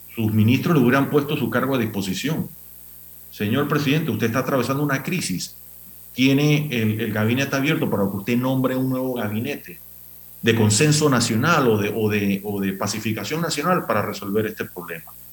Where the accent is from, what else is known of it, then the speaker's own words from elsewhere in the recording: Panama; Todos somos panameños